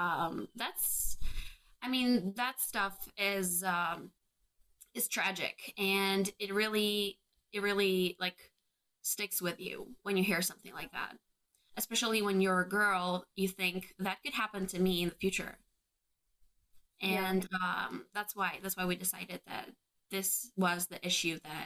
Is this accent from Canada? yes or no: no; Albania; we were three young girls growing up in Albania in an extremely patriarchal society